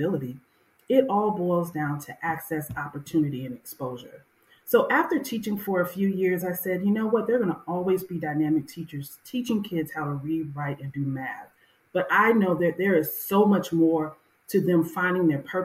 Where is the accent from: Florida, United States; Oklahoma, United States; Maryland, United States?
Florida, United States; Miami; growing up in Miami, Florida, it was called unincorporated Dade County back then